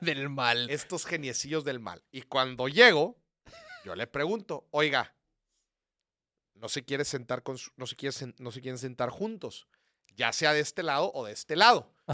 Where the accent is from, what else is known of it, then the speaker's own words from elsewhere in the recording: Mexico; soy de México